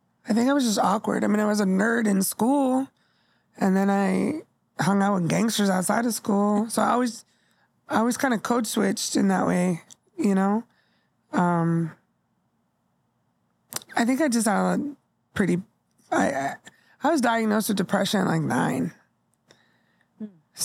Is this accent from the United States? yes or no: yes; Bay Area / Southern California, United States; when I moved from the Bay Area to Southern California, I was in sixth grade.